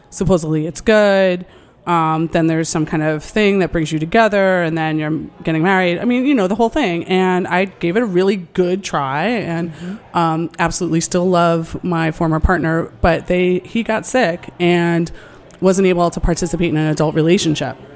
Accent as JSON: {"language": "English", "region": "New York", "country": "United States", "tie": "born or raised there", "said": "And I grew up right outside New York City, and my parents are sex positive people."}